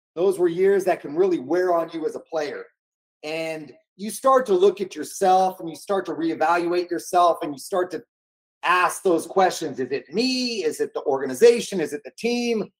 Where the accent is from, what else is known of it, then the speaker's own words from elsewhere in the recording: Bay Area, California, United States; growing up in the Bay Area, I grew up a San Francisco 49er fan